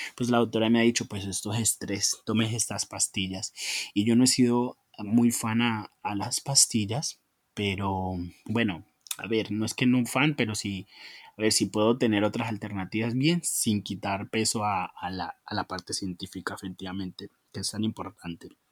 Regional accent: Colombia; lo que soy como colombiano, lo que fuimos como colombianos

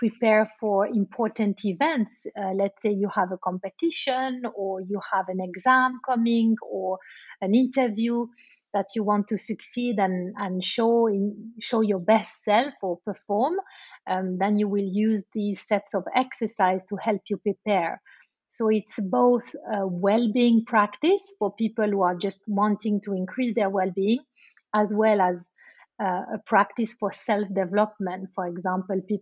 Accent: Switzerland; moved away as an adult; now in London, United Kingdom; I'm originally from Switzerland, and I live in London-based since 10 years.

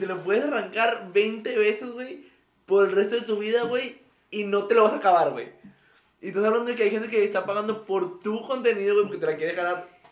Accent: Mexico; hemos vivido muchas crisis aquí en México

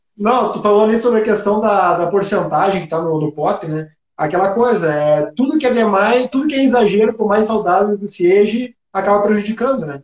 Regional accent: Passo Fundo, Rio Grande do Sul, Brazil; Eu também sou de Passo Fundo

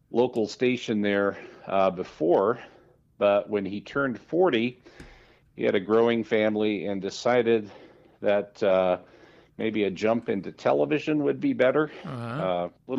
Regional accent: Scottsbluff, Nebraska, United States; also born or lived in Colorado; now in Logan, United States; I was born in Western Nebraska, the Nebraska Panhandle, a town called Scott's Bluff, about 20 miles east of the Wyoming border.

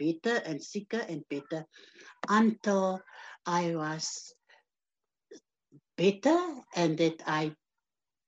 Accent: George, Western Cape, South Africa; born and bred in George, grew up in George

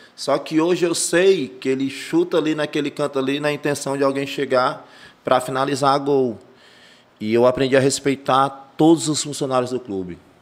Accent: Fortaleza, Ceará, Brazil; now in Maracanaú, Brazil; Eu nasci em Fortaleza, em 83, né? Tenho aí 38 anos já

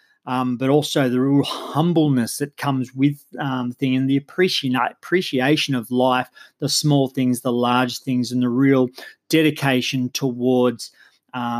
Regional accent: Geelong, Victoria, Australia; I come from Geelong in Australia

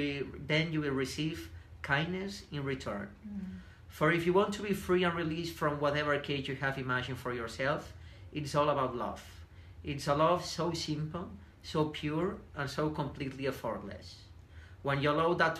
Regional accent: Banyoles, Catalonia, Spain; accent: Spanish; English is a second language; moved away as an adult; also born or lived in Barcelona; now in United States; my hometown is very famous because we have like a big lake

